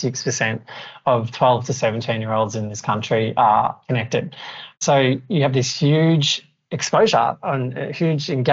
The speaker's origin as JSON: {"language": "English", "country": "Australia", "said": "I'm Australian"}